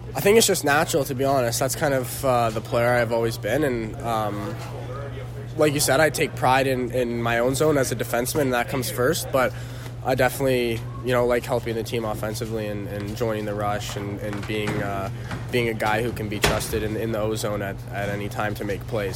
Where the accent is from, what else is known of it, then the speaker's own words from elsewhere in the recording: Canada; being Canadian